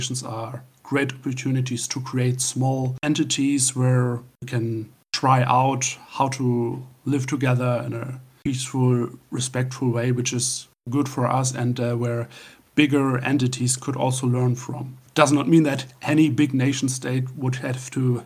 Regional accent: Northern Germany, Germany; from Northern Germany.

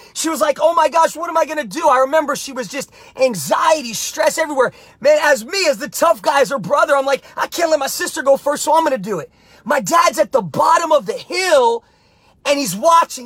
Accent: New Jersey, United States; I was a young kid growing up in Jersey

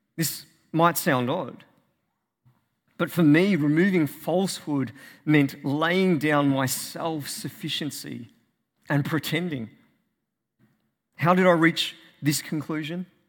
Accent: Australia; As an Australian

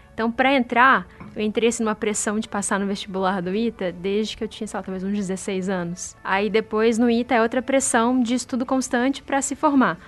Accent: interior of Minas Gerais, Brazil; moved away as an adult; now in São Paulo, Brazil; eu sou do interior de Minas

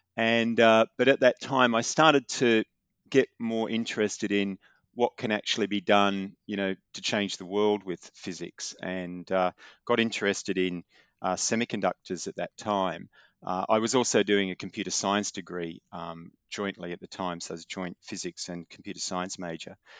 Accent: Newcastle, New South Wales, Australia; I was, uh, born and grew up in, uh, north of Sydney, a town called Newcastle

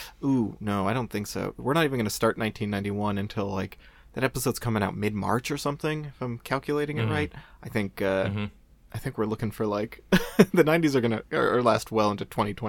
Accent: New England, United States; I didn't want to be, you know, just Red Sox because I'm from New England.

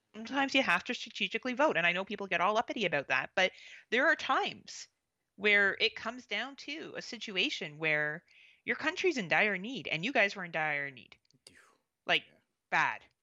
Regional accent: Canada; also born or lived in Southern Ontario; being Canadian, I obviously focus a lot on my own politics

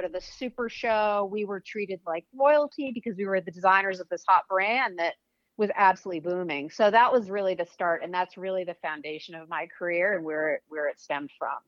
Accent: Weston, Massachusetts, United States; moved away as an adult; also born or lived in Los Angeles; Weston, Mass, is okay. where I grew up

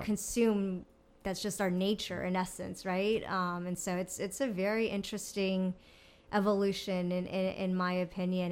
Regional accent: Mexico; growing up in Mexico

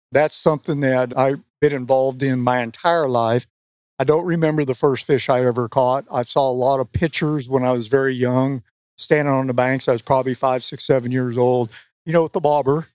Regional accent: West Coast, United States; moved away; I grew up on the West Coast

